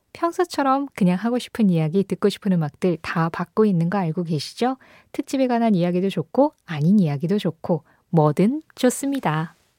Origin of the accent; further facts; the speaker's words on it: Seoul, South Korea; 저는 서울에서 태어났고 수도권에서 계속 자랐거든요. 지금은 또 서울에 살고 있고.